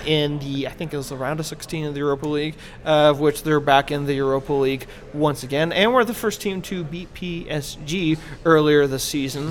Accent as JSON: {"language": "English", "country": "United States", "said": "as an American"}